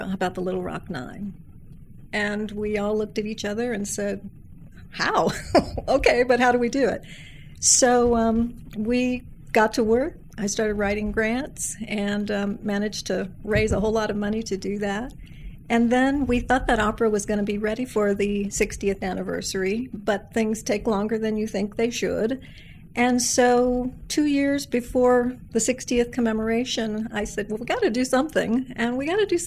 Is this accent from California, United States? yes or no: yes; Santa Barbara, California, United States; also born or lived in Lexington, Kentucky / Reading, England; I grew up in Santa Barbara, California